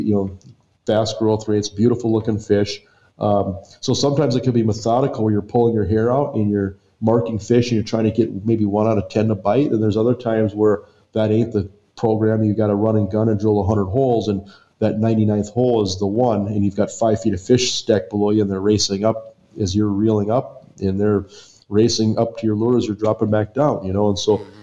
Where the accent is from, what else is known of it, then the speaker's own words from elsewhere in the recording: Western North Dakota, United States; growing up in Western North Dakota, we were so isolated from everything